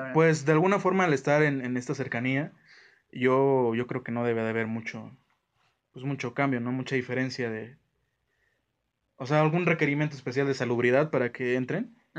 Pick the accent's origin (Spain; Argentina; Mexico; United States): Mexico